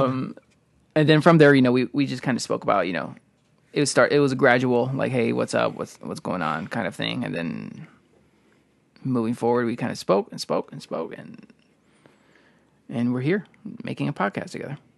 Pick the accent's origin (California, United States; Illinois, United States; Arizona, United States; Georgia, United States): Illinois, United States; Chicago; we're from Illinois, Chicago, uh, area.